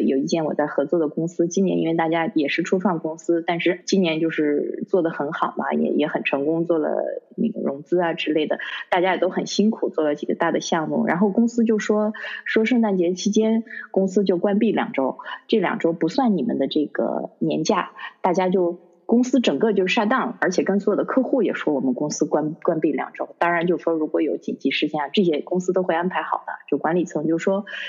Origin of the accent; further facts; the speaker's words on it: Harbin, Heilongjiang, China; now in London, United Kingdom; 以前小的时候在哈尔滨过年